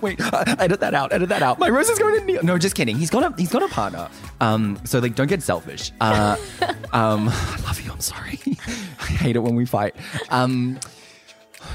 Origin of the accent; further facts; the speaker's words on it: Australia; We're just quirky girls from the country.